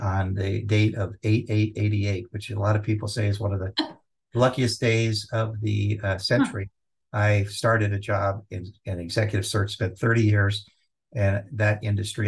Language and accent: English; Los Angeles, California, United States; Growing up in Southern California, yeah, in Los Angeles, we would go to the beach